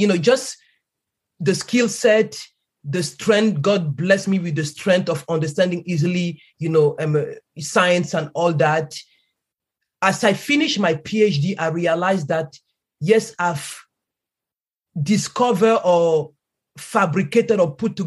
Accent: Cameroon; moved away; I grew up in Cameroon

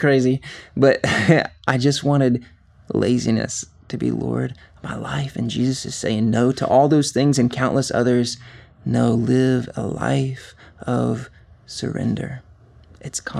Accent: Covington, Georgia, United States; I was born and raised here in Covington, Georgia, and really have been in Georgia most of my life.

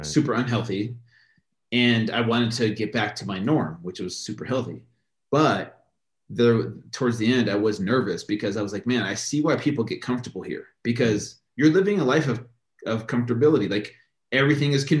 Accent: United States; we grew up with here in America

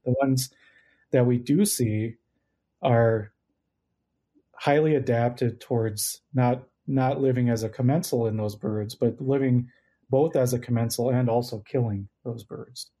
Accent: Minnesota, United States; moved away as an adult; also born or lived in North Dakota; I grew up in Minnesota and would love to come home.

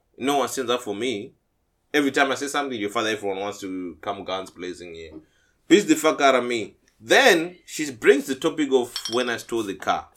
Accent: Zimbabwe; moved away as an adult; I'm from Zim, as you know, Zimbabwe.

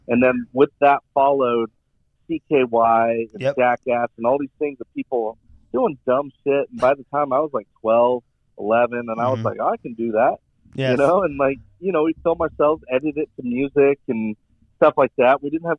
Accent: West Coast, United States; Growing up on the West Coast, I mean, skateboarding is a huge thing.

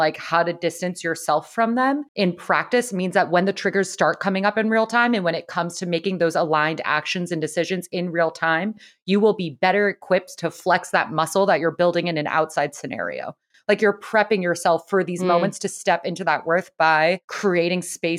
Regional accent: San Diego, California, United States; was raised in San Diego.

